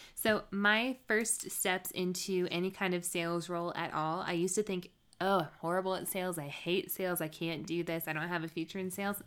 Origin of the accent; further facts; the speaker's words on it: the South, United States; I'm from the South